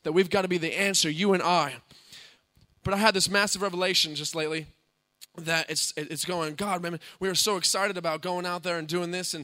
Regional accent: United States; moved away; my brother and I come from the States

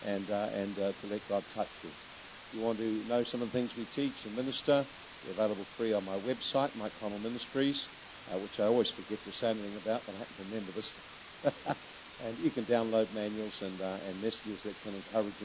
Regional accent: New Zealand; we come from New Zealand.

